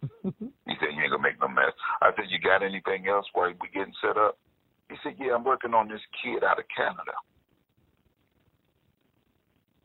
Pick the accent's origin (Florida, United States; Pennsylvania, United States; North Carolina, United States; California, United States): Pennsylvania, United States; Pittsburgh; Pittsburgh, my hometown